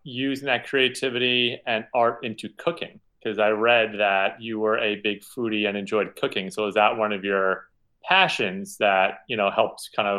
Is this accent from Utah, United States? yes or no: no; Long Island, New York, United States; I grew up in Long Island